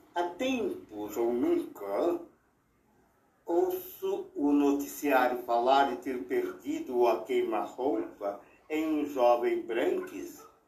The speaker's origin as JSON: {"language": "Portuguese", "country": "Brazil", "said": "Sou brasileiro, nunca saí daqui"}